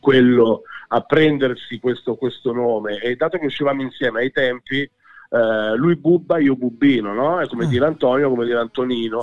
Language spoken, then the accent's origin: Italian; Busto Arsizio, Lombardy, Italy; Io sono nato a Busarsiccio, sì, sono nato settentrionale, mentre papà e mamma sono di un paese in provincia di Palermo